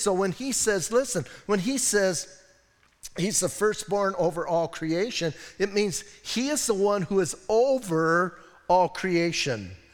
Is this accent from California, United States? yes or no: no; Bisbee, Arizona, United States; I'm from Bisbee